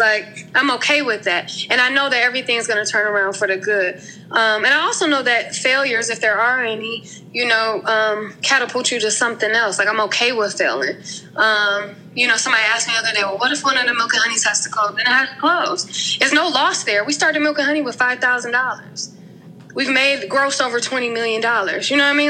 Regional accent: Milwaukee, Wisconsin, United States; moved away as an adult; also born or lived in Atlanta, Georgia / Maryland; I am from um, Milwaukee, Wisconsin. I was born and raised there. I Lived there for 30 years

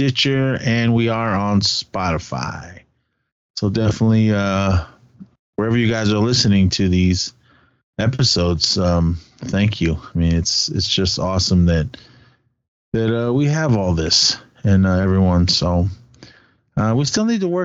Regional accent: United States; I'm just an American

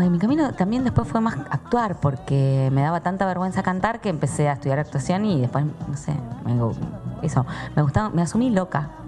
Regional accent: La Plata, Buenos Aires Province, Argentina; nací en La Plata

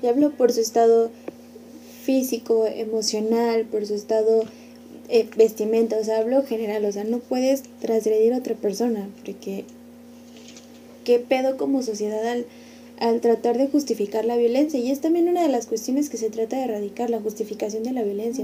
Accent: San Luis Potosí, Mexico; somos de San Luis

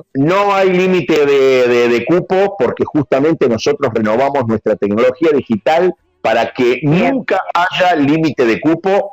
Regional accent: Argentina; nos caracteriza como argentinos

